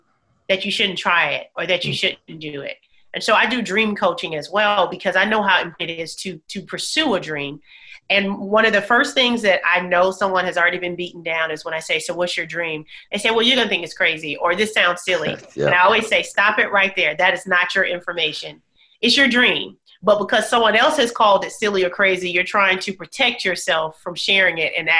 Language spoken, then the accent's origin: English; Bessemer, Alabama, United States; I grew up in Bessemer, Alabama, single mom